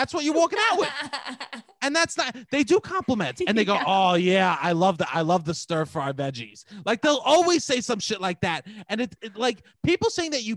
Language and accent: English; New York City, New York, United States